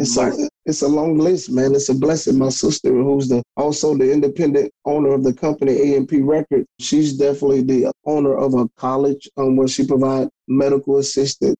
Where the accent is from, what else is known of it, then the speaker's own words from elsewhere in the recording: Hammond, Louisiana, United States; I'm from um, Hammond, Louisiana. I'm 50 miles from New Orleans, Louisiana, which everybody knows, and I'm 40 miles from Baton Rouge.